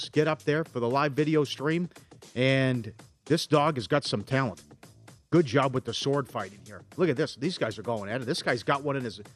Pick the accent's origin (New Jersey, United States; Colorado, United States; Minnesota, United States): Minnesota, United States; St. Cloud; My hometown, St. Cloud, Minnesota